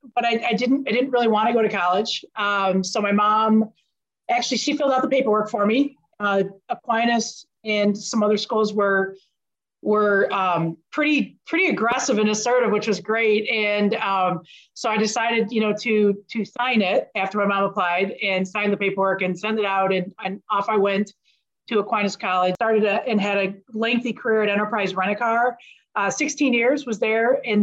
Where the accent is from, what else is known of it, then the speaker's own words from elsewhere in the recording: Saginaw, Michigan, United States; I'm from Saginaw